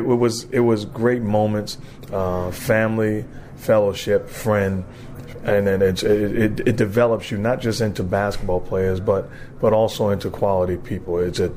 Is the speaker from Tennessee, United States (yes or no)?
no; New York City, New York, United States; moved away; as a kid growing up in Brooklyn, going to high school there